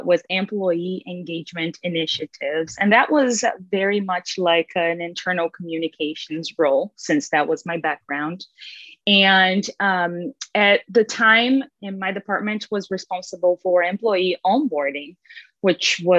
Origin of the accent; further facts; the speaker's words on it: Brazil; moved away as an adult; now in United States; I'm originally from Brazil, born and raised there, spent my whole life there